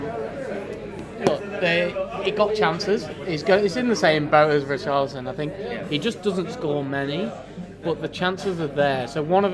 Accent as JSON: {"language": "English", "region": "the north of England", "country": "United Kingdom", "said": "as an Northerner"}